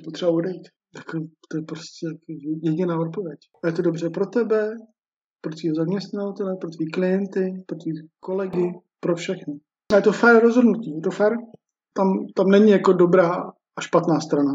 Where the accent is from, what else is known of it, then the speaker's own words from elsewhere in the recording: Czechia; my Češi